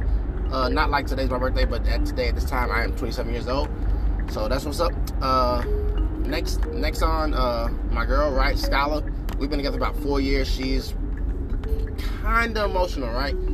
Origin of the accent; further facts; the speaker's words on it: Kentucky, United States; moved away as an adult; also born or lived in Japan; I'm from Kentucky